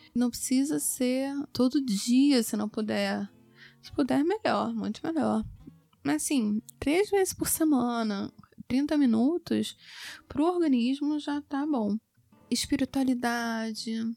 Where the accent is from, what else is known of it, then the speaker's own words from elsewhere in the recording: Rio de Janeiro, Brazil; Eu sou do Rio de Janeiro, meu consultório é no Leblon